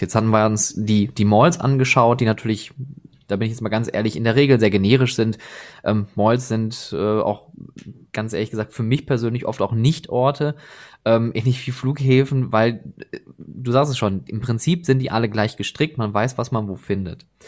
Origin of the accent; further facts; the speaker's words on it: Oberhausen, North Rhine-Westphalia, Germany; now in Essen, Germany; ich selber bin gebürtiger Oberhausener